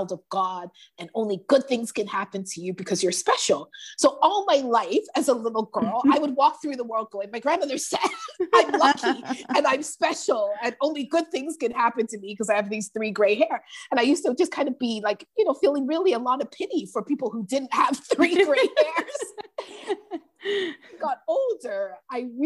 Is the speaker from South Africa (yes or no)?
no; Toronto, Ontario, Canada; I grew up in Toronto housing, which is basically the projects